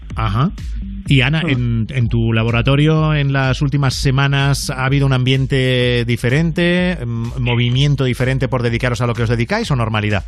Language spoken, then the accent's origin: Spanish; Mollet del Vallès, Catalonia, Spain; yo que soy de Mollet, además de al lado de Sabadell